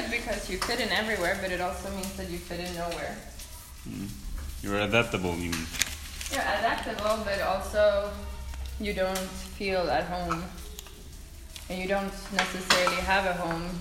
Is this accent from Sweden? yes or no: yes; Sweden; English is a second language; Come from Sweden, and I've moved around, so I don't necessarily feel Swedish anymore.